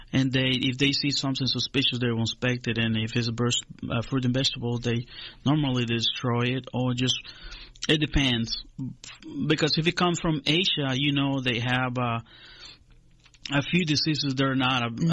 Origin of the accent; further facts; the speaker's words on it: Honduras; moved away as an adult; now in Griffin, United States; I was born in Honduras, in Central America, um, in the 70s, uh-huh. late uh-huh. 70s. Uh-huh. Uh, moved to the United States uh, approximately 10 years ago. I grew up in Honduras.